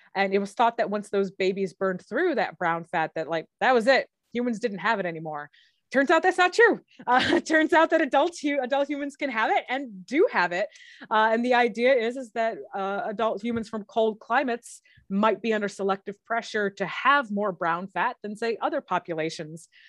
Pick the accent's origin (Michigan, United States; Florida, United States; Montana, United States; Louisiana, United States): Michigan, United States; I grew up in Michigan, which is a hmm. pretty cold place